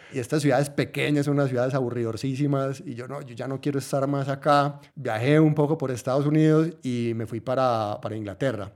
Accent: Antioquia, Colombia; yo soy de Colombia, yo soy de Antioquia

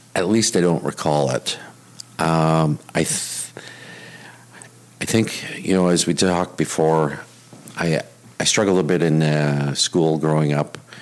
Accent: Winnipeg, Manitoba, Canada; moved away as an adult; now in Vancouver, Canada; born and raised. Yeah, and and and still consider myself from Winnipeg. When somebody says, "Where are you from?" I, I rarely say Vancouver. I always say Winnipeg.

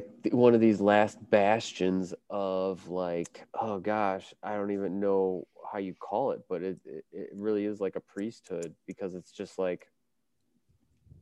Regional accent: Chicago, Illinois, United States; I grew up on the South Side of Chicago

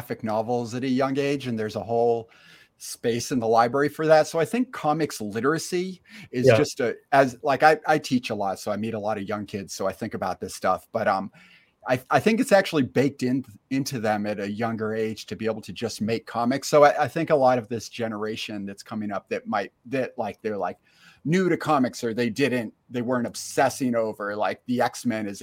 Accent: Northern New York, United States; also born or lived in Austin, Texas; now in Troy, United States; I'm originally from Northern New York, which is like upstate, but way higher

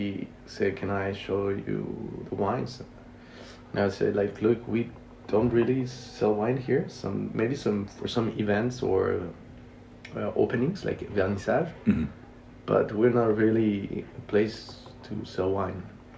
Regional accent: Mexico City, Mexico; English is a second language; moved away as an adult; now in France; I'm from Mexico City.

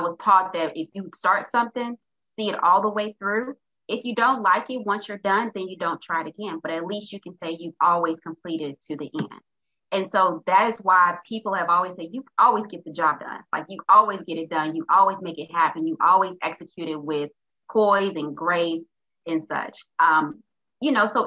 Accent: Little Rock, Arkansas, United States; I'm originally from Little Rock, Arkansas

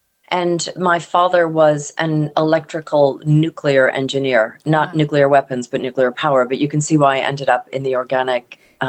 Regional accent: Deep South, United States; born there; also born or lived in Mississippi / Texas / Connecticut / Pennsylvania; So I was born in the Deep South. My mom was from New Orleans and her whole ancestry is there. But we moved around a lot as kids.

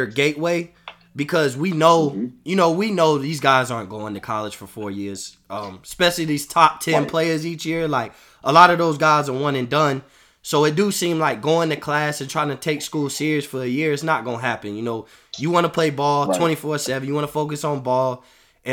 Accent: Florida, United States; I'm from Florida

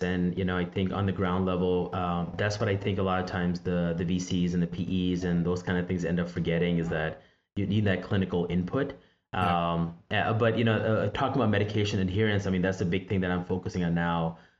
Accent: Pakistan; moved away; I think of my background, because I grew up in Pakistan, And, you know, we call that Hakim.

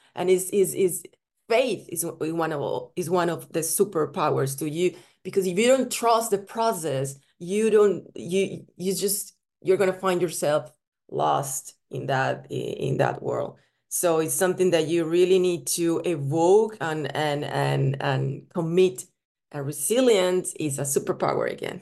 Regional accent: Colombia; moved away; also born or lived in Italy / Spain; I was born in Colombia, and then I moved to Italy.

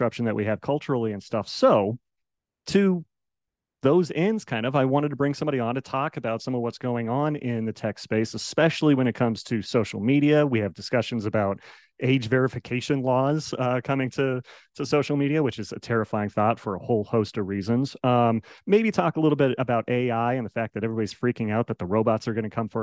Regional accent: Colorado, United States; now in Las Vegas, United States; I grew up in the Rocky Mountains out in Colorado. Now I live out in Las Vegas

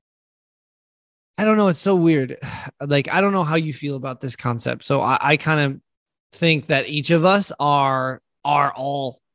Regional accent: United States; I'm an American

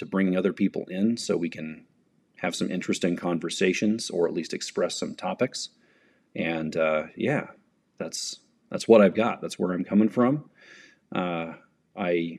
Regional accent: United States; as an American in the 21st century

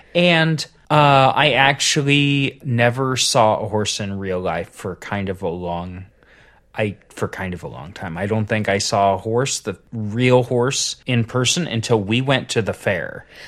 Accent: Southern Ohio, United States; I grew up in Southern Ohio

